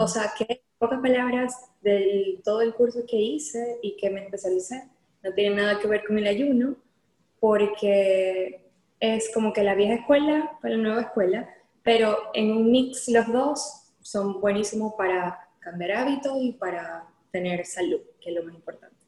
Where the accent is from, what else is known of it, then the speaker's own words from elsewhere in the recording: Venezuela; moved away as an adult; now in Houston, United States; yo soy de Venezuela, vivo en Houston hace aproximadamente dos años, pero salí del país hace cinco años.